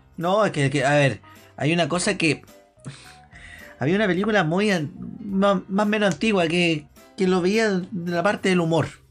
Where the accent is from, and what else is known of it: Chile